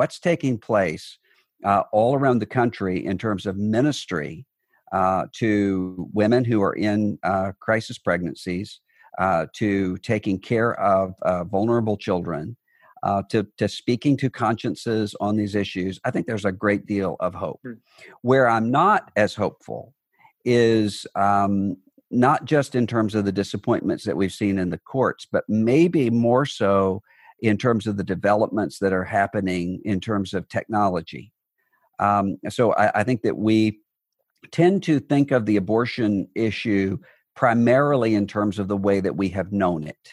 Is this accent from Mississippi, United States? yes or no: yes; Biloxi, Mississippi, United States; now in Nashville, United States; my hometown of Biloxi, Mississippi